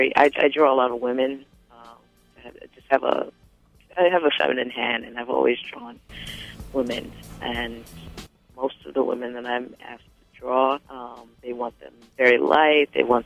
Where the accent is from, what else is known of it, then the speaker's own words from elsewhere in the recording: Teaneck, New Jersey, United States; moved away; also born or lived in Brooklyn, New York; And it's about me growing up in New Jersey and eventually coming to New York to go to school and then eventually working. And it's, you know, all the adventures growing up in Teaneck